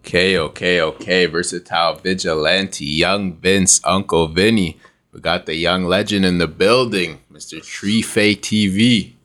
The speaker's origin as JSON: {"language": "English", "town": "Toronto", "region": "Ontario", "country": "Canada", "tie": "born or raised there", "said": "I'm pretty much born and raised in Toronto"}